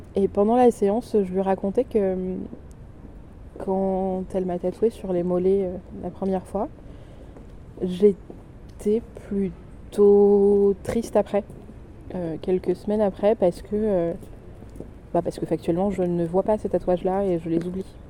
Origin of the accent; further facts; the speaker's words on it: south of France, France; du sud, euh, de là où j'ai grandi.